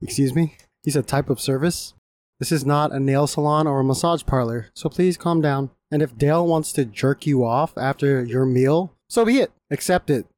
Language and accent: English; Japan; moved away; growing up in Japan